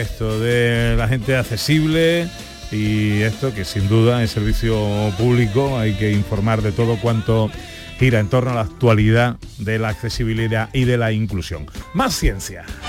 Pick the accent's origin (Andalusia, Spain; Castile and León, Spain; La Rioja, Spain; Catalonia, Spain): Andalusia, Spain; Isla Cristina; ahí por mi tierra